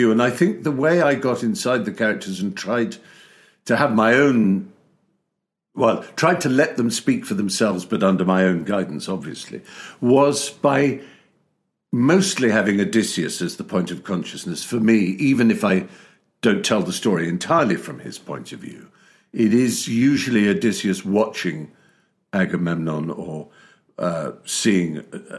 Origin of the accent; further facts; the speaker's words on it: United Kingdom; being British